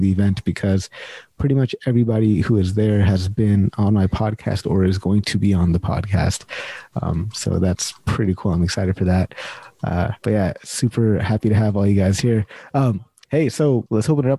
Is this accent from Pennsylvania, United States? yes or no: no; Sacramento, California, United States; now in Canada; I'm from Sacramento, California